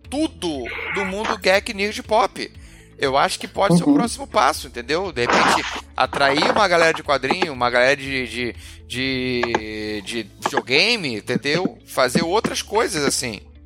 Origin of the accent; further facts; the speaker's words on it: Rio de Janeiro, Brazil; como carioca